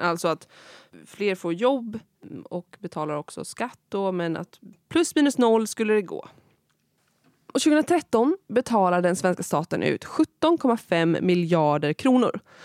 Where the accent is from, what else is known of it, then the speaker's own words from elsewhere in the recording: Kinda, Östergötland, Sweden; also born or lived in Malmö; i min hemkommun Kinda